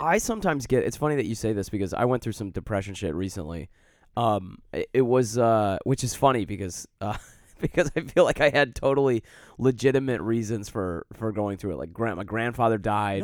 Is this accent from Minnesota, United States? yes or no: no; Detroit, Michigan, United States; now in Chicago, United States; I grew up in Detroit